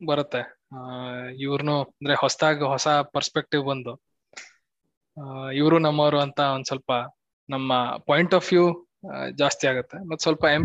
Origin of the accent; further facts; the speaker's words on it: Karnataka, India; now in Bengaluru, India; ನಾವು ಕನ್ನಡಿಗರಂತೂ ಅದ್ರದ್ದು ಎಕ್ಸ್ಪರ್ಟ್ ಇದ್ದೀವಿ ಇಲ್ಲಿ ಬೆಂಗಳೂರಲ್ಲಿ ಎಷ್ಟು ಭಾಷೆ ಕನ್ನಡಿಗರೇ ಸಿಗೋದು ಕಡಿಮೆ